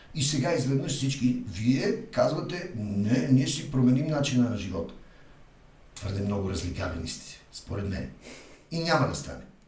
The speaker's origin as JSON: {"language": "Bulgarian", "country": "Bulgaria", "said": "уж сме българи, но сме европейци"}